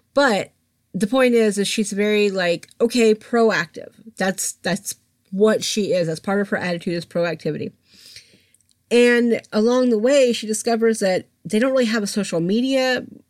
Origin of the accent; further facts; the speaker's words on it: Atlanta, Georgia, United States; I grew up in Atlanta